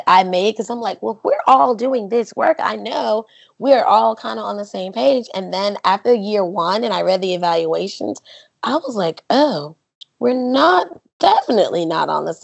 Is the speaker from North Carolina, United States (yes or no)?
yes; North Carolina, United States; I'm a student from North Carolina